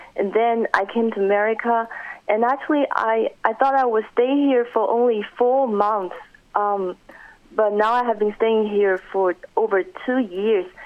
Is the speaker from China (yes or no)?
yes; Shanghai, China; moved away as an adult; also born or lived in Hong Kong; now in United States; I grew up in Shanghai, China until the age of 18, and then I went to Hong Kong for the next four years